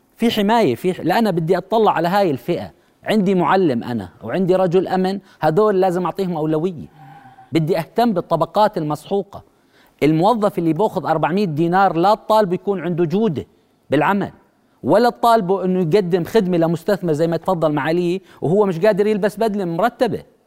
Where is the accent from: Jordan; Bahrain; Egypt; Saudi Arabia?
Jordan; احنا اليوم كاردنيين